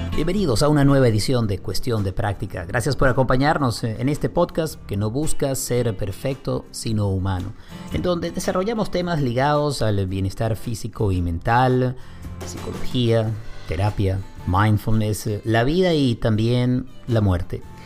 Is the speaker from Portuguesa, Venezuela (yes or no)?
no; Caracas, Capital District, Venezuela; somos ambos venezolanos y crecimos en Caracas